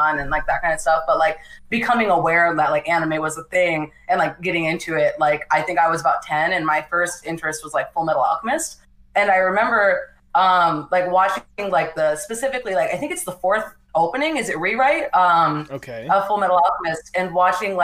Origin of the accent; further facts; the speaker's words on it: New Mexico, United States; moved away as an adult; now in California, United States; I grew up in New Mexico, like I said, in a very small town